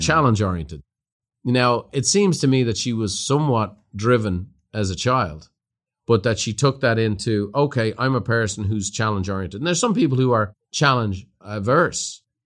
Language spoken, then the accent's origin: English; Ireland; moved away as an adult; now in United States; I went from being an Irishman to an American